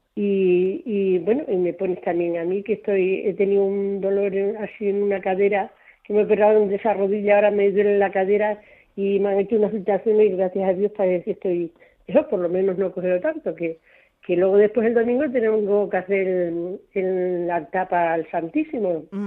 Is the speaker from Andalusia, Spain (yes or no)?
no; Mirabel, Extremadura, Spain; Es que ya me puesto de Cáceres, pero soy de Mirabel